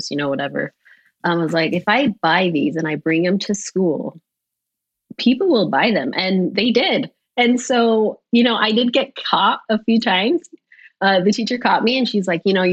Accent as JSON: {"language": "English", "town": "Los Angeles", "region": "California", "country": "United States", "tie": "born or raised there", "said": "I was born and raised in Los Angeles, California."}